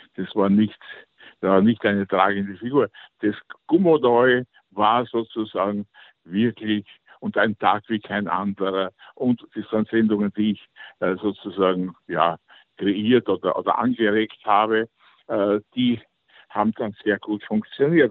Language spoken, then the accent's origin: German; Vienna, Austria; moved away as an adult; also born or lived in Luxembourg; ich war nach dem Krieg äh, als Wiener Kind